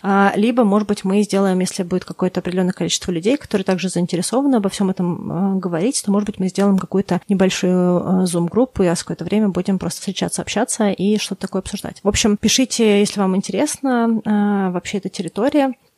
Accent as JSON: {"language": "Russian", "country": "Russia", "tie": "born or raised there", "said": "я выросла в России"}